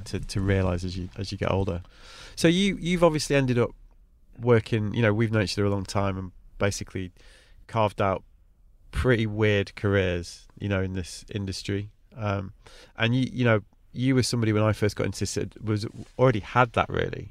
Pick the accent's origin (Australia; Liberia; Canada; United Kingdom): United Kingdom; Manchester, North West England; me as a white kid growing up in Manchester